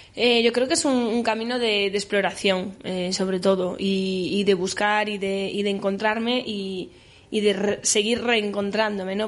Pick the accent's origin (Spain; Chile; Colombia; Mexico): Spain; Galicia; first language Galician; yo hablo los dos idiomas, gallego y castellano, y el gallego también es mi lengua materna